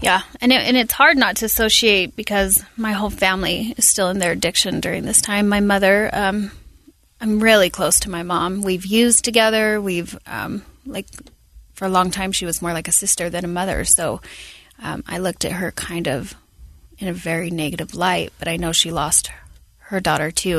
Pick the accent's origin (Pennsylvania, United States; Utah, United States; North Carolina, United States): Utah, United States; Salt Lake City; I was born here in Salt Lake